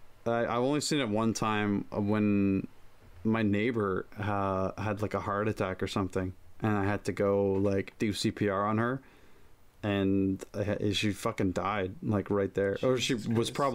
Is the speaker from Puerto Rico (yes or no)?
no; Toronto, Ontario, Canada; I'm from Toronto, right?